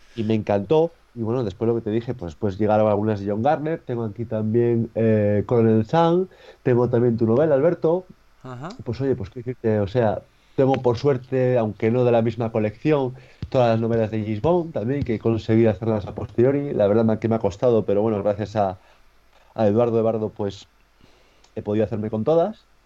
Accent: Torrelavega, Cantabria, Spain; la biblioteca de aquí de Torlavega, de, de mi ciudad

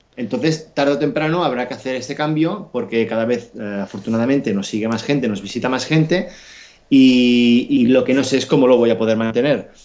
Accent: Catalonia, Spain; yo soy catalán

